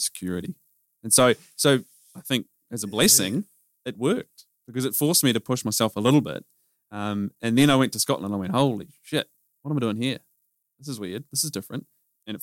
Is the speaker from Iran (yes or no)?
no; New Zealand; accent: Kiwi; moved away as an adult; also born or lived in United Kingdom; now in Australia; I grew up in New Zealand